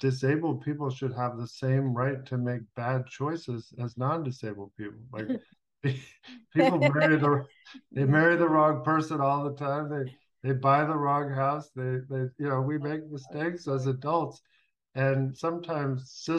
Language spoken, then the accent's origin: English; Los Angeles, California, United States; moved away as an adult; also born or lived in Washington, D.C.; I grew up in Los Angeles in the 70s